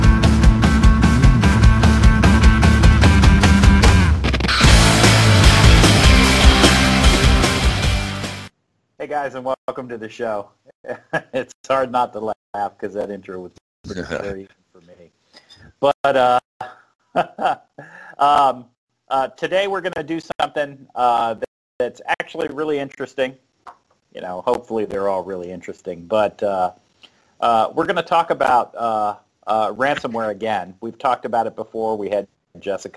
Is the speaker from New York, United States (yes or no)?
no; South Florida, United States; moved away as an adult; also born or lived in North Carolina; I'm from South Florida, and the first time I ever saw snow was like when I moved to North Carolina. I was probably 22, 23 years old